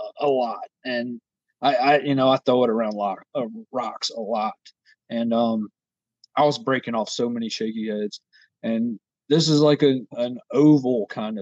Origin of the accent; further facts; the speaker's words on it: Virginia, United States; I am from Virginia